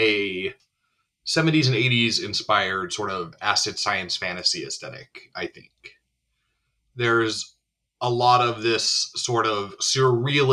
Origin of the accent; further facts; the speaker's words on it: Bismarck, North Dakota, United States; moved away as an adult; I was raised in Bismarck, North Dakota